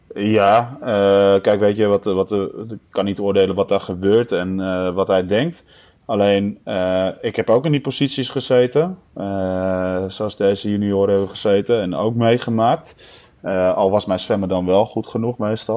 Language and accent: Dutch; Netherlands; als Nederlanders